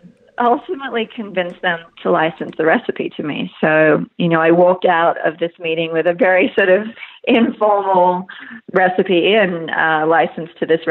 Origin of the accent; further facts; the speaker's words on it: Queensland, Australia; moved away; I'm originally from Queensland, which is the most northeastern state in Australia